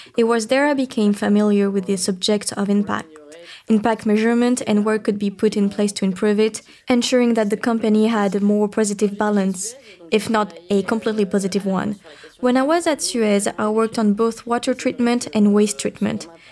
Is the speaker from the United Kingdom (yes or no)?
no; Bordeaux region, Nouvelle-Aquitaine, France; I come from the Bordeaux region, I was brought up by parents who were biologists